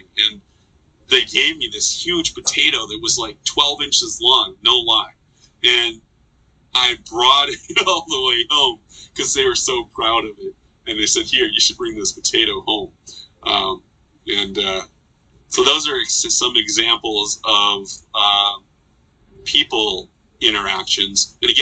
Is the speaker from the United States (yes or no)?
yes; Philadelphia, Pennsylvania, United States; moved away; also born or lived in Minnesota; I grew up in Philadelphia